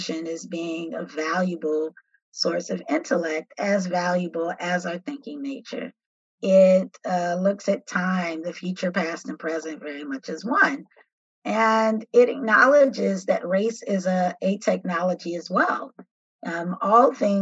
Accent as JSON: {"language": "English", "town": "Chicago", "region": "Illinois", "country": "United States", "tie": "born or raised there", "also_born_or_lived": "Atlanta", "said": "I grew up in Chicago on the South Side"}